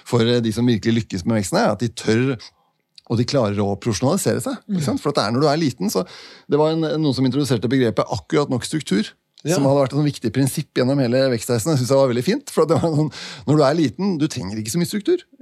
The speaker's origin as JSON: {"language": "Norwegian", "country": "Denmark", "second_language": "Norwegian", "said": "Selv om det ikke høres sånn ut, så er jeg dansk."}